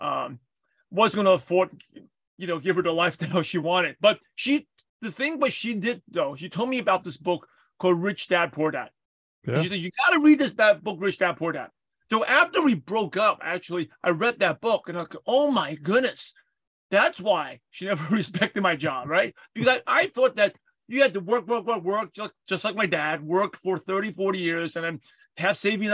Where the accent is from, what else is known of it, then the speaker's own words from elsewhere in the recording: New York City, New York, United States; I grew up in Brooklyn, New York.